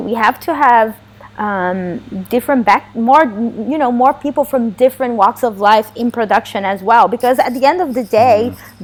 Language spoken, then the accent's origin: English; Goiânia, Goiás, Brazil; English is a second language; moved away as an adult; also born or lived in Sweden; now in Los Angeles, United States; when I was uh, a little girl growing up in Brazil